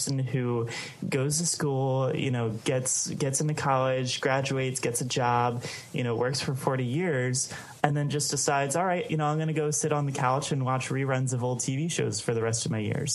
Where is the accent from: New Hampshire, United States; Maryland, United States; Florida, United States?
Maryland, United States; Baltimore; I grew up in Baltimore, Maryland